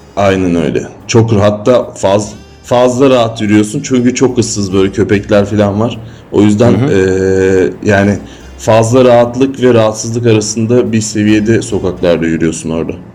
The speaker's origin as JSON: {"language": "Turkish", "region": "Istanbul", "country": "Turkey", "said": "İstanbul, Üsküdar'a ya da Kadıköy'e döndüğümde"}